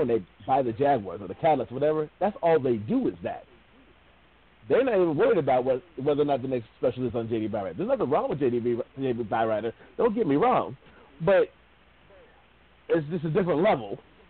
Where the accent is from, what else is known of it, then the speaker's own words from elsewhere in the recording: Findlay, Ohio, United States; moved away; When I came from Findlay, Ohio, down to Texas, the thing that I had to adjust, because my town, the black population was less than 1%.